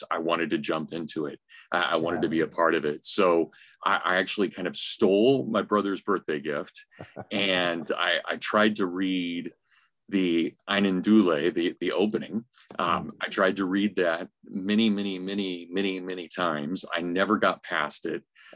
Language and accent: English; Kansas, United States; I grew up in Kansas with, I'm just surrounded by great aunts and great uncles